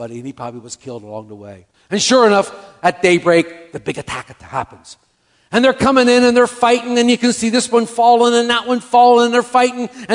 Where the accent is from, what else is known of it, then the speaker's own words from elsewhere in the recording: Camden, New Jersey, United States; growing up in Camden